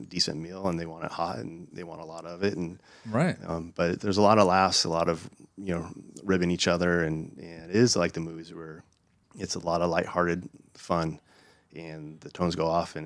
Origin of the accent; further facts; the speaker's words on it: East County, San Diego, California, United States; I'm from East County, where they lost a lot of homes in fires.